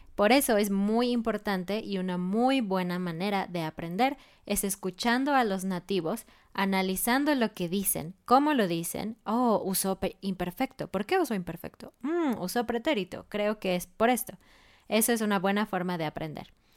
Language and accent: Spanish; Mexico City, Mexico; yo crecí en Ciudad de México, una ciudad muy grande